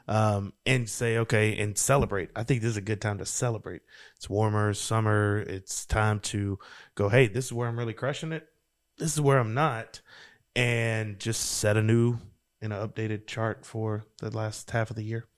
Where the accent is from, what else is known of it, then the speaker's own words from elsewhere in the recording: Louisiana, United States; I'm from Louisiana, girl.